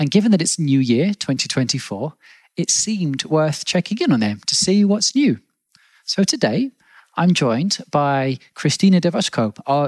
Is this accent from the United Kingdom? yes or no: yes; England, United Kingdom; now in Berlin, Germany; I no longer live in England, but I grew up in England